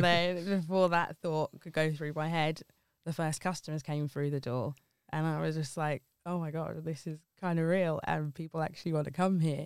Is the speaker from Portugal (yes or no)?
no; Ilford, London, United Kingdom; moved away as an adult; also born or lived in Liverpool / Wirral; now in Oxton, United Kingdom; born and raised in Ilford and then moved up to Liverpool for university